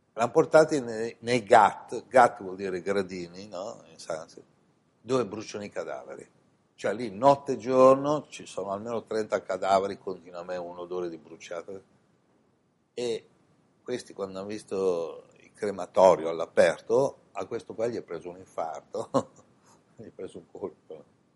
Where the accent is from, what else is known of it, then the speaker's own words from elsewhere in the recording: Italy; moved away as an adult; also born or lived in India / Milan; in questa incarnazione sono nato in Italia